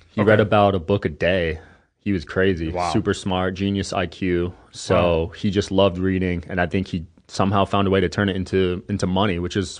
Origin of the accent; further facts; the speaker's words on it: East Coast, United States; I'm from the East Coast, so different mindset.